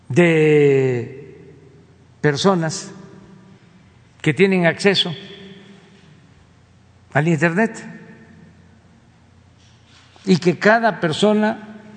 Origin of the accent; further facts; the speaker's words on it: Mexico; somos todos mexicanos